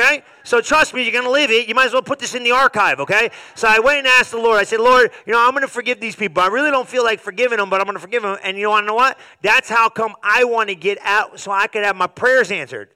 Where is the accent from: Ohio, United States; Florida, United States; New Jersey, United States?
New Jersey, United States; I'm probably Italian from New Jersey